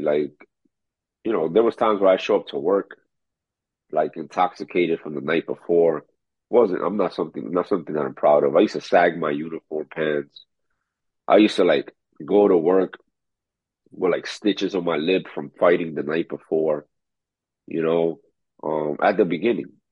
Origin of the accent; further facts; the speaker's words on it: New York City, New York, United States; also born or lived in Dominican Republic; the same neighborhood I was raised in Corona, Queens